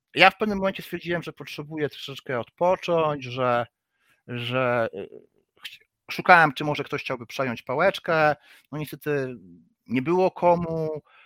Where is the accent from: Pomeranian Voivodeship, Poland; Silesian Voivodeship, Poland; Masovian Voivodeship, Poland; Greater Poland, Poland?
Pomeranian Voivodeship, Poland; Gdynia; also born or lived in Gdańsk; jestem z Gdyni, urodziłem się w Gdańsku, no ale wychowałem się w Gdyni